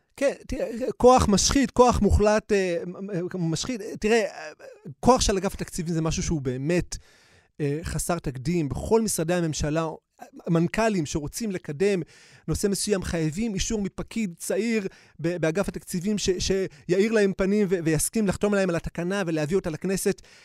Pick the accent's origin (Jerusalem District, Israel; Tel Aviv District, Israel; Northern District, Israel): Tel Aviv District, Israel; Bnei Brak; גדלתי בבני ברק, עמוק עמוק בתוך uh, הקסבה של בני ברק